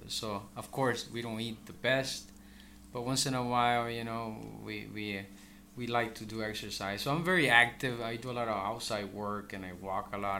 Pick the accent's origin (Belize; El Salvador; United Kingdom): El Salvador; now in Bakersfield, United States; I'm originally from El Salvador. I migrated here, you know, around uh, 1989